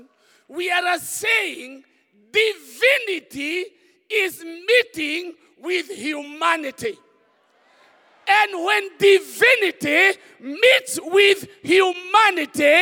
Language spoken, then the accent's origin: English; Kenya; English is a second language; many of us in Kenya, English is not the first language. English for me is a third language.